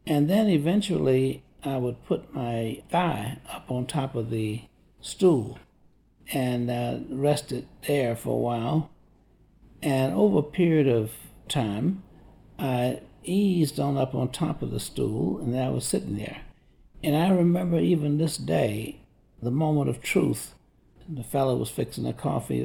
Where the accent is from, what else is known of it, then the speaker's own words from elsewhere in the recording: Tampa, Florida, United States; I grew up in Tampa, Florida